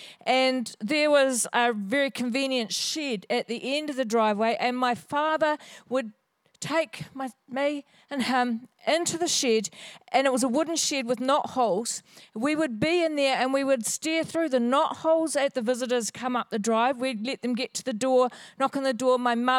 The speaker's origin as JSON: {"language": "English", "town": "Hawesville", "region": "Kentucky", "country": "United States", "tie": "born or raised there", "said": "So I was raised in Hawesville in this area, and we had a market garden up the road just a little bit."}